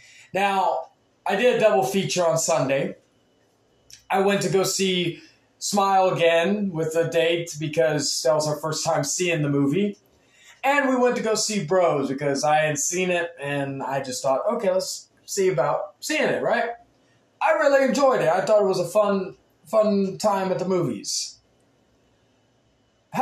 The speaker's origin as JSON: {"language": "English", "region": "Texas", "country": "United States", "said": "being from Texas"}